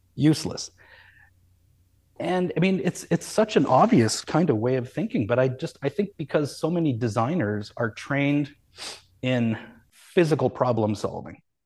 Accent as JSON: {"language": "English", "town": "Calgary", "region": "Alberta", "country": "Canada", "tie": "born or raised there", "said": "I grew up in Calgary"}